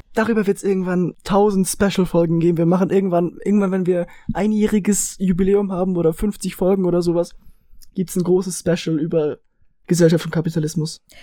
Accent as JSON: {"language": "German", "country": "Switzerland", "accent": "Swiss German", "said": "Wir sind Schweizer, wir reden Schweizerdeutsch"}